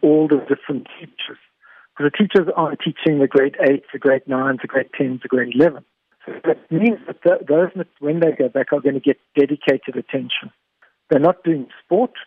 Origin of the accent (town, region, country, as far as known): South Africa